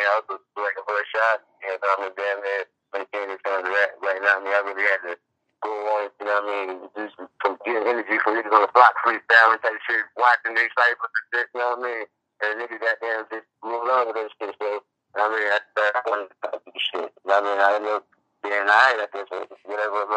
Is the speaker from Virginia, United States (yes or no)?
yes; Virginia, United States; I'm born and raised in Virginia